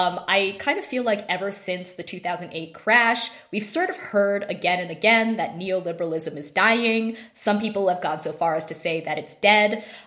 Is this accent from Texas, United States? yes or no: no; Idaho, United States; now in New Mexico, United States; I am from Idaho, which is also in the mountain time zone. So I'm kind of returning back to the Rocky Mountain roots. But New Mexico's totally new for me.